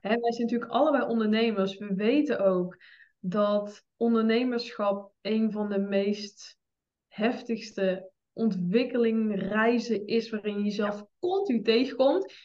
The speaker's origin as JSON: {"language": "Dutch", "town": "'s-Hertogenbosch", "region": "North Brabant", "country": "Netherlands", "said": "Ik ben 25 jaar, ik kom uit Den Bosch"}